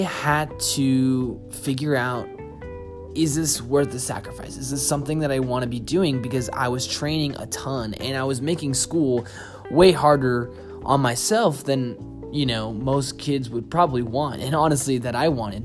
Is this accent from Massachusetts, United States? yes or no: yes; Boston, Massachusetts, United States; also born or lived in Seattle; now in Austin, United States; I'm originally from Boston, moved to Seattle, danced there for 2 years, and then moved here to Austin where I live now